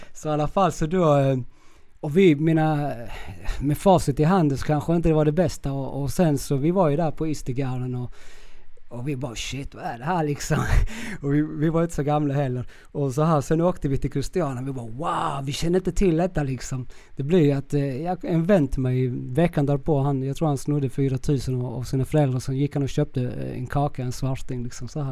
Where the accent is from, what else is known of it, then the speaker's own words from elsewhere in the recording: Kristianstad, Skåne, Sweden; accent: Skånska; moved away as an adult; also born or lived in Viña del Mar, Chile / Vallentuna, Sweden; now in Södertälje, Sweden; jag är från Kristianstad, eh, mm. Skåne mm. och jag var, då bodde jag i, i Gamlegården. Jag är uppvuxen på Gamlegården